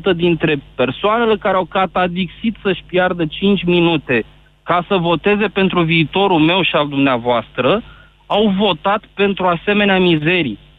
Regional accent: Constanța, Constanța County, Romania; Nu, sunt din Constanța.

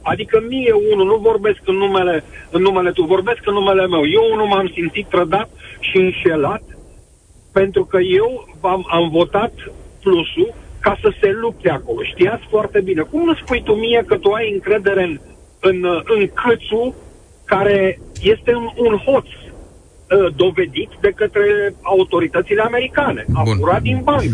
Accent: Brașov, Brașov County, Romania; sunt din Brașov

